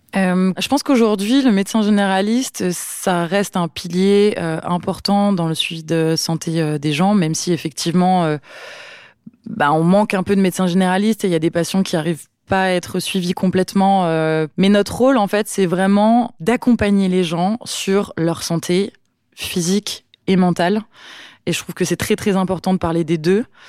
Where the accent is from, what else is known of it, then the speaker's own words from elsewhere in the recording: Mâcon, Bourgogne-Franche-Comté, France; moved away as an adult; now in New Caledonia; j'ai grandi en Bourgogne, à Mâcon, plus précisément